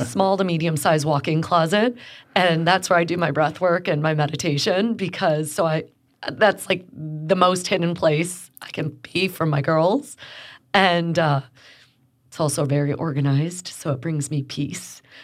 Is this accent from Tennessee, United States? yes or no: no; Chicago, Illinois, United States; now in Houston, United States; When people ask me where I'm from, I'm a Chicagoan